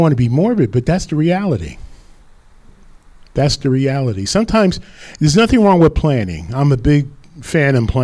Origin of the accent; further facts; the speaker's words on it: Rutherford, New Jersey, United States; I was living up in Rutherford, my hometown